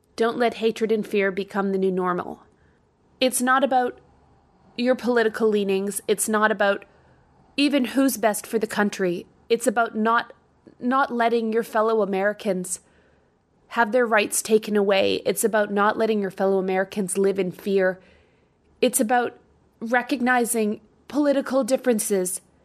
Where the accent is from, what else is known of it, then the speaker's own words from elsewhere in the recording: Canada; moved away as an adult; now in United States; I can go to Canada. I'm from Canada.